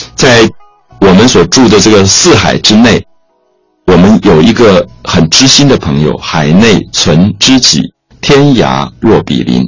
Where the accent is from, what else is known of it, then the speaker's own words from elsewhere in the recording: Taiwan; 我来自台湾